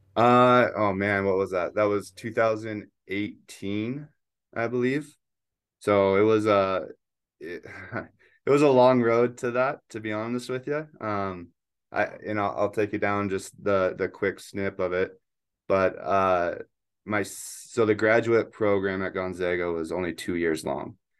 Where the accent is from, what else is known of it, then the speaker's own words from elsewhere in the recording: Spokane, Washington, United States; also born or lived in Eugene, Oregon; I grew up in Spokane, Washington